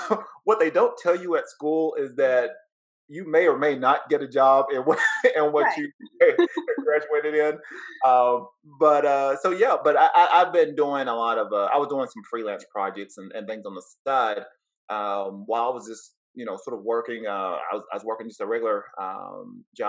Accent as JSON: {"language": "English", "town": "Cleveland", "region": "Tennessee", "country": "United States", "said": "originally from Southeast Tennessee, from a small town called Cleveland, Tennessee. So from the South."}